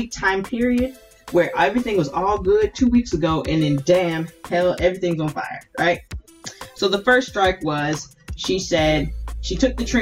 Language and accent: English; Hilton Head Island, South Carolina, United States; also born or lived in Ridgeland, Jasper County, South Carolina; I grew up on Hilton Head and went to Hilton Head High School